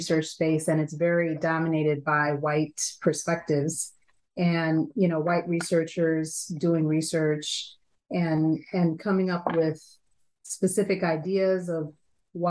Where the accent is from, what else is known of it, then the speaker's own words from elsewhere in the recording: Chicago, Illinois, United States; moved away as an adult; now in Milwaukee, United States; I grew up in Chicago, Illinois, and moved to Milwaukee, Wisconsin, a little over 20 years ago.